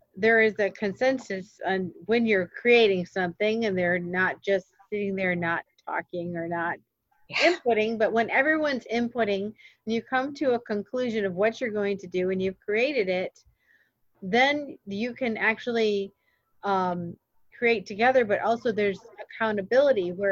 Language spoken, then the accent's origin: English; Michigan, United States; I grew up in Michigan across from Ontario